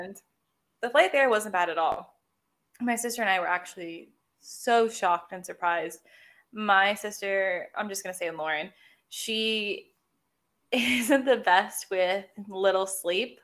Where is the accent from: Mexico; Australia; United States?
United States; as an American